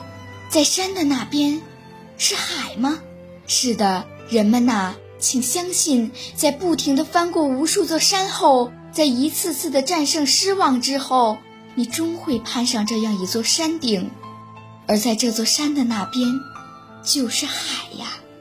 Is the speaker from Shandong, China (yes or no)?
no; Tianjin, China; 今年十三岁，我来自天津市蓟州区出头岭镇，这是一个离县城有近四十分钟车程的偏远乡镇。